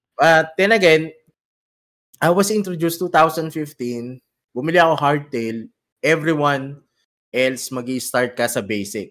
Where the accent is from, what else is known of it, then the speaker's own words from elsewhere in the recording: Quezon City, Metro Manila, Philippines; moved away as an adult; now in United Arab Emirates; kami sa Cubao. So, taga Cubao ako